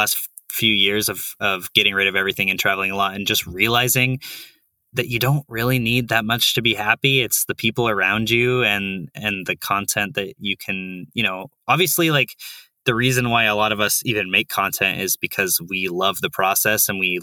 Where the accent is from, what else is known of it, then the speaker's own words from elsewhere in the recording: Bay Area, California, United States; moved away as an adult; also born or lived in San Francisco; now in New York, United States; I grew up in the Bay Area, like that area.